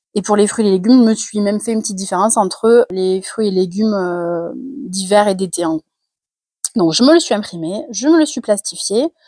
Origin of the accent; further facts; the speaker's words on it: Carcassonne, Occitania, France; super accent euh, anglais quand on vient de Carcassonne